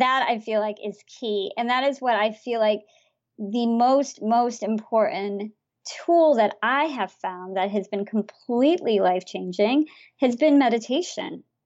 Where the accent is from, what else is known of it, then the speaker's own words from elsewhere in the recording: India; I'm from India